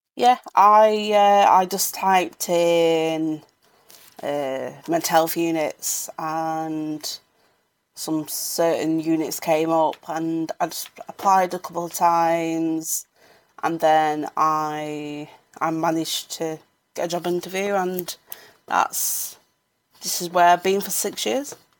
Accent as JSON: {"language": "English", "town": "Sheffield", "region": "Yorkshire and the Humber", "country": "United Kingdom", "said": "I'm from Sheffield."}